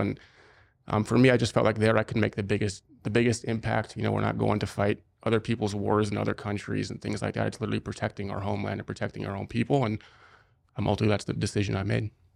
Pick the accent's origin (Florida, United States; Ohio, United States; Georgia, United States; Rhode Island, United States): Ohio, United States; Cincinnati; moved away as an adult; also born or lived in Israel; I was born and raised in Cincinnati, Ohio